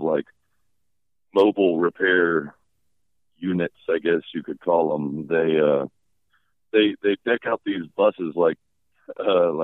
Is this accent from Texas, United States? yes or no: yes; Kilgore, Texas, United States; moved away; I am back in my hometown of Kilgore, Texas